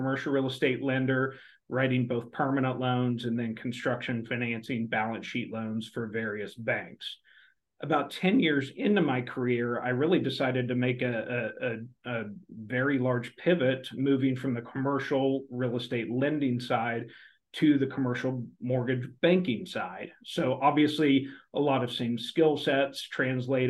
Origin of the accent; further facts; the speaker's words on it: outside of Oklahoma City, United States; I grew up outside of Oklahoma City